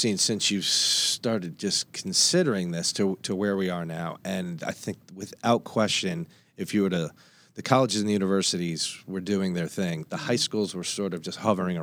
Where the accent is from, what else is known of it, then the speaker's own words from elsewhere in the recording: Northeast, United States; I come from the Northeast